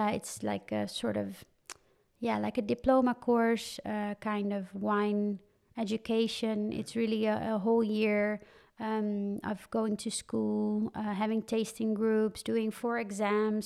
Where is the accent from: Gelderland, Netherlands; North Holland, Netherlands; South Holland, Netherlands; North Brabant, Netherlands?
North Holland, Netherlands; Hoofddorp; also born or lived in Campania, Italy (born, near Naples); I grew up near Amsterdam in Hoofddorp.